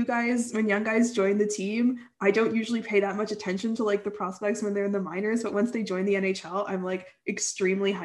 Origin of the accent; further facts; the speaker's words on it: Ottawa, Ontario, Canada; I'm from Canada